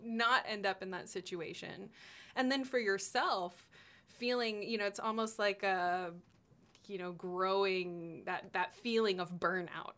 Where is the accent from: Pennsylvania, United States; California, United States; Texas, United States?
Texas, United States; Austin; I grew up in Austin